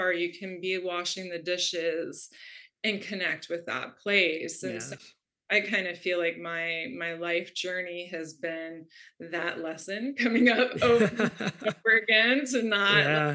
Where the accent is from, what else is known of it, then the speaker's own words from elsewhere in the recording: Florida, United States; I grew up in Florida in a very conservative Catholic family